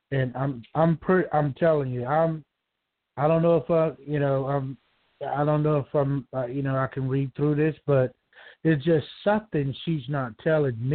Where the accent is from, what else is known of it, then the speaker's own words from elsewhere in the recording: Georgia, United States; I'm from Georgia.